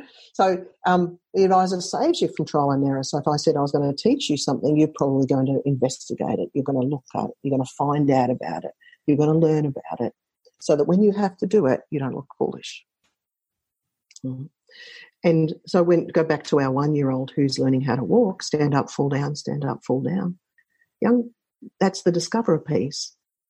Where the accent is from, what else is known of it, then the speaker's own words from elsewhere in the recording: Australia; I often ask them to listen to … because I'm Australian.